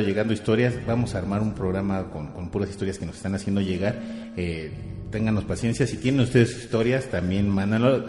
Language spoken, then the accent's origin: Spanish; Mexico; nosotros mismos como mexicanos